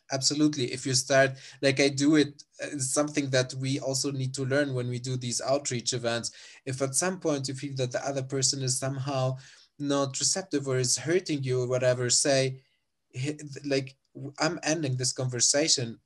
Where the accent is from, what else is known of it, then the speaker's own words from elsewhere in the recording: Sousse, Sousse Governorate, Tunisia; moved away as an adult; now in Germany; I'm from Susa, which is also quite, uh, like the, a city in Tunisia.